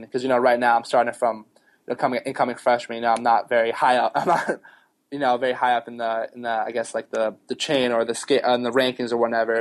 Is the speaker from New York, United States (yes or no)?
yes; New York City, New York, United States; I grew up in Queens when I was younger, so Mets